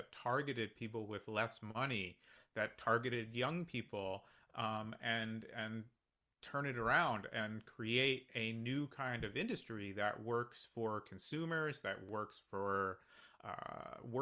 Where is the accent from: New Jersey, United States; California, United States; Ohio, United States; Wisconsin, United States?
New Jersey, United States; moved away; also born or lived in New York City; I grew up in New Jersey, I lived in New York City for a long time